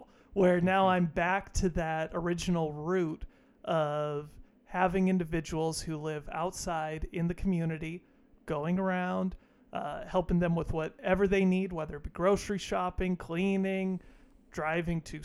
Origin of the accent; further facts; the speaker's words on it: North Idaho, United States; also born or lived in Alaska / Washington; I was born a baby in Alaska. I grew up in North Idaho